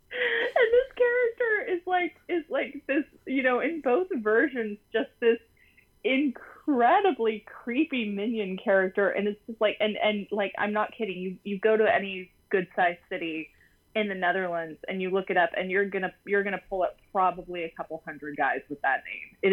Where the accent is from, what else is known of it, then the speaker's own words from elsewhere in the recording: United States; accent: broad, almost broadcastery American; I say this as an American, obviously, with like a very broad, almost broadcastery American accent myself